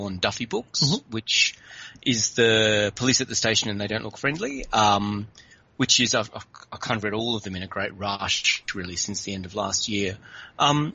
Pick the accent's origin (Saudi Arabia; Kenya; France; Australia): Australia; Adelaide, South Australia; growing up in Adelaide was nothing like growing up in Belfast